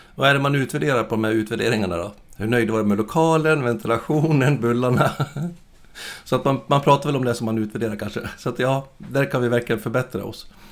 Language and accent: Swedish; Dalarna County, Sweden; född och uppvuxen uppe i Dalarna